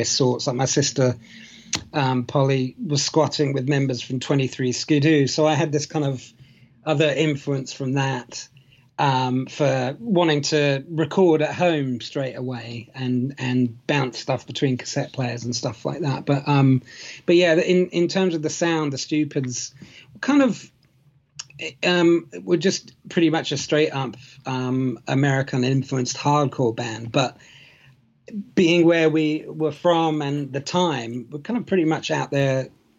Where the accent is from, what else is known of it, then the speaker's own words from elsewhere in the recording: England, United Kingdom; also born or lived in United States; I was born in America and went to a couple of years of kindergarten there before moving back to England way back in the 70s